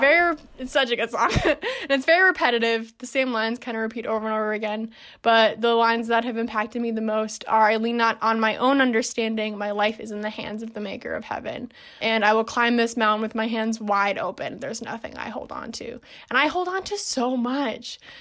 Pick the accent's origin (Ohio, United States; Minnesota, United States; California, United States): Minnesota, United States; Minneapolis; moved away as an adult; also born or lived in Madison, Wisconsin; I'm from Minneapolis, Minnesota. That's where I am now